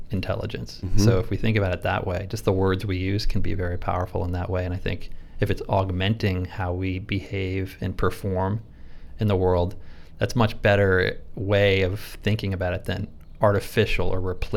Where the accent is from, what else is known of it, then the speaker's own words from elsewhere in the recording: Rhode Island, United States; moved away as an adult; also born or lived in San Francisco, California; growing up in Rhode Island, you know, we were on the water all the time